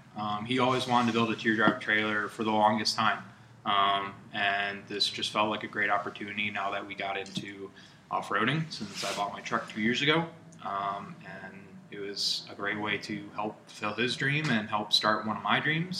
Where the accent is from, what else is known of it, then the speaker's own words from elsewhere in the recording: Michigan, United States; now in Holland, United States; I'm from the west side of the state, east side originally, based out of Holland